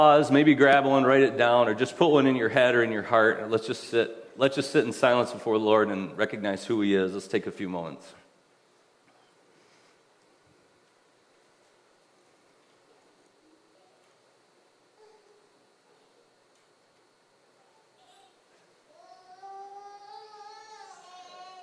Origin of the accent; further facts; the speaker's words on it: Allendale, Michigan, United States; we grew up in West Michigan, I grew up in Allendale